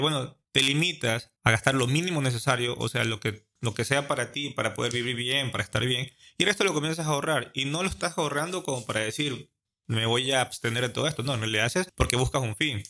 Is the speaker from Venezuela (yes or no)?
no; Ecuador